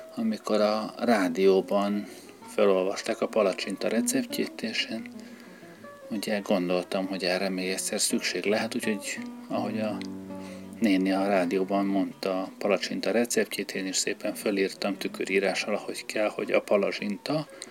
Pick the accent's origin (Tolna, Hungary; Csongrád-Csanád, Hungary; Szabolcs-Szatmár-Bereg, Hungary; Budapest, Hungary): Budapest, Hungary; tősgyökeres Pesti gyerek vagyok, sok generációra visszamenőleg, úgyhogy én nekem Budához már térkép kell, Pesten vagyok otthon